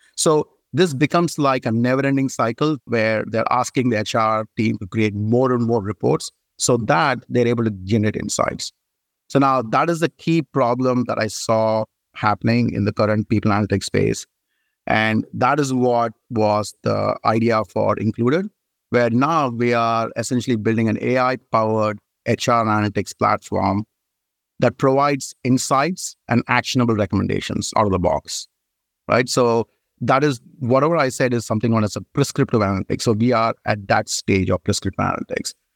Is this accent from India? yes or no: yes; India; moved away as an adult; now in United States; I moved from India, and I did my bachelor's of engineering in telecommunication in India.